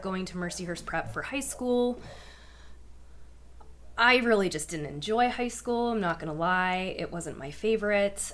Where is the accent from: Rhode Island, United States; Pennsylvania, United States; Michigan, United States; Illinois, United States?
Pennsylvania, United States; Erie; I was born and raised in Erie, PA.